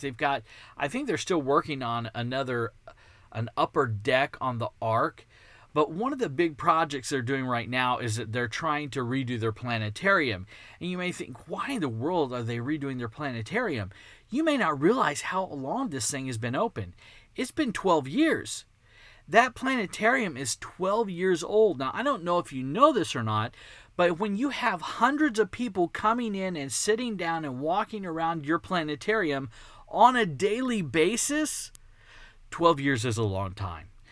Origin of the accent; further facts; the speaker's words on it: Texas, United States; accent: Texan; it's Texan, 'cause I was born and raised in Texas. I've never lived outside of Texas.